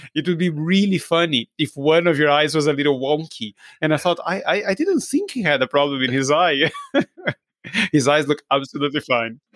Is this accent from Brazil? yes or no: yes; Brazil; English is a second language; I'm, I'm from Brazil. I don't sound like an English person or an American person.